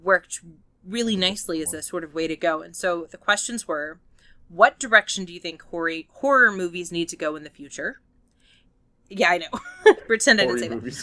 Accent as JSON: {"language": "English", "region": "Arizona", "country": "United States", "tie": "born or raised there", "moved": "yes", "lives_now": "San Antonio, United States", "said": "I grew up in Arizona"}